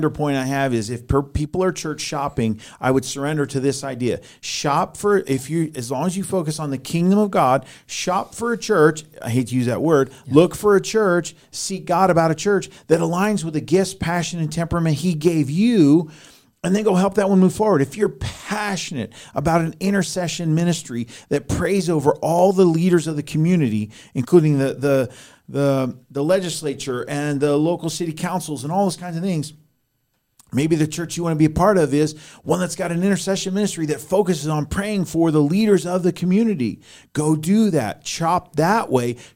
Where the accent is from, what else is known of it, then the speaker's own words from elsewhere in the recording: Colorado, United States; moved away; I'm a refugee from Colorado.